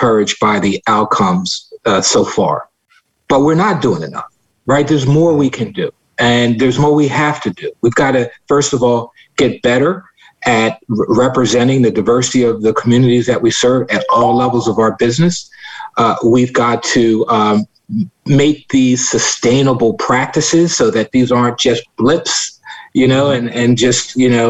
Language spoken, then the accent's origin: English; Philadelphia, Pennsylvania, United States; I grew up in West Philadelphia